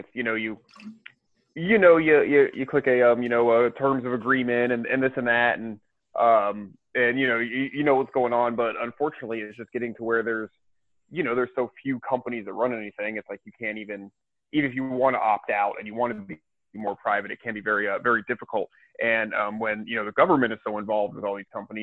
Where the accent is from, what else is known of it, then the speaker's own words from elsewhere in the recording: Tampa, Florida, United States; I'm from Tampa, and it's like pirates are like a big deal